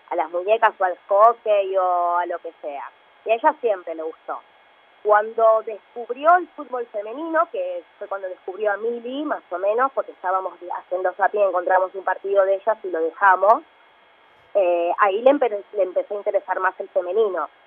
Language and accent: Spanish; Lanús, Buenos Aires Province, Argentina; De Lanús.